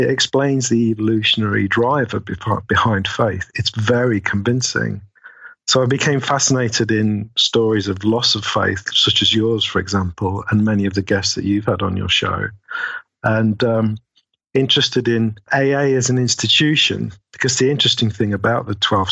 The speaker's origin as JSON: {"language": "English", "country": "United Kingdom", "said": "I'm British after all"}